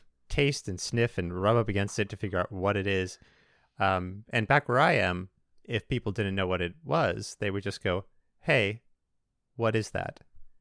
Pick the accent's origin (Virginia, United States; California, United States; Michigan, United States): California, United States; Los Angeles; I'm from Los Angeles.